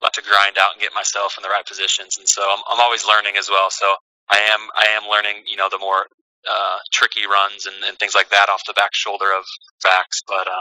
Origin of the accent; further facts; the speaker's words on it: Kansas City, United States; moved away; I'm from Kansas City